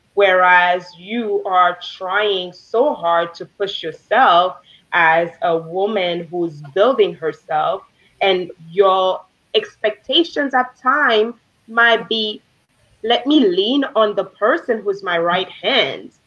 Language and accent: English; Haiti; moved away; I grew up in Haiti. I wasn't born in Haiti, but I grew up there